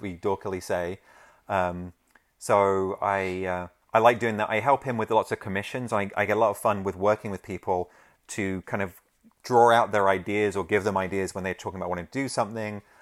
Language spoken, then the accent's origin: English; London, United Kingdom; I grew up in London, um, that's where I'm from